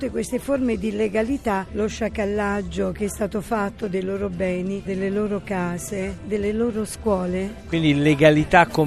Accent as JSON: {"language": "Italian", "town": "San Francesco al Campo", "region": "Piedmont", "country": "Italy", "said": "Io faccio la seconda A e vengo da San Francesco al Campo in provincia di Torino, dalla scuola Media Costa."}